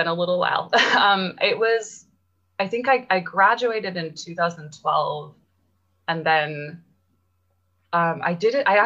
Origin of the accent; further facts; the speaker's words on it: Florida, United States; I'm from Florida.